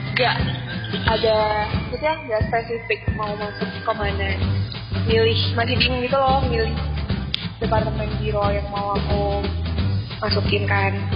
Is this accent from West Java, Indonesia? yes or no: no; Batam, Riau Islands, Indonesia; moved away; aku dari Batam